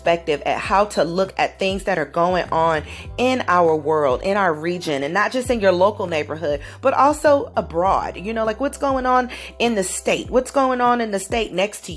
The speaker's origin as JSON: {"language": "English", "region": "Southern California", "country": "United States", "tie": "born or raised there", "moved": "yes", "said": "I am originally a West Coast girl, born and raised in Southern Cal, SoCal, as they call it"}